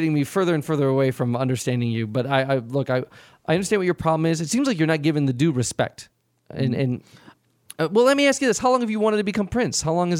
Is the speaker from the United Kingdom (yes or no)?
no; Chicago, Illinois, United States; I grew up in the Chicagoland area.